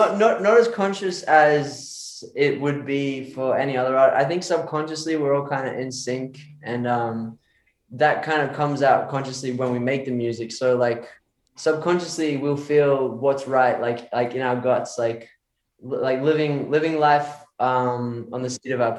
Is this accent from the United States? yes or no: no; Australia; I'm from Australia, I meant to say.